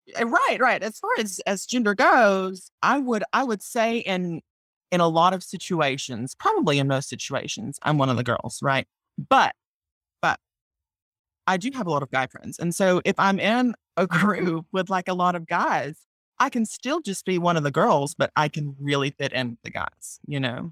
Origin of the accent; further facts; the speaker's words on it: Mississippi, United States; I'm from Mississippi